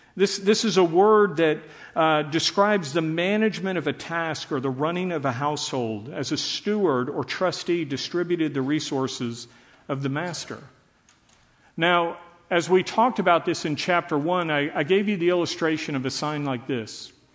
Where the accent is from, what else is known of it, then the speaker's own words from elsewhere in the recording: Dallas, Texas, United States; I grew up in Dallas under desegregation